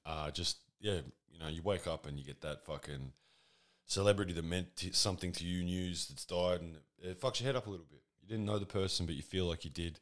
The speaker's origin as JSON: {"language": "English", "country": "Australia", "said": "I'm Australian"}